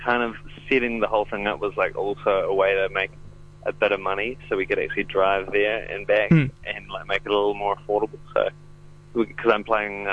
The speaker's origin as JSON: {"language": "English", "town": "Christchurch", "region": "Canterbury", "country": "New Zealand", "said": "I am a musician from Christchurch."}